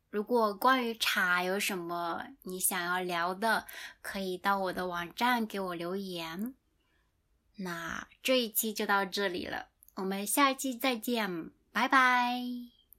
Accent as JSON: {"language": "Chinese", "country": "China", "tie": "born or raised there", "moved": "yes", "said": "我的家乡离福建很近"}